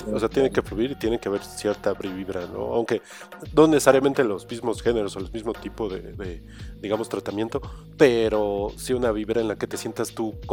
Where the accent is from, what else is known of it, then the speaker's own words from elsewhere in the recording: Mexico; todo que hablan de tan cercano de las cosas que nos suceden como pues, pues como pueblo, comunidad como mexicanos.